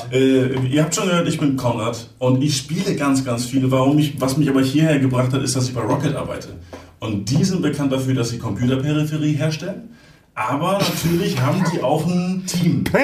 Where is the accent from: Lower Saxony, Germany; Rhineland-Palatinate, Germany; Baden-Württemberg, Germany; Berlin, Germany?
Baden-Württemberg, Germany; Kieselbronn; Ich komme aus Kieselbronn.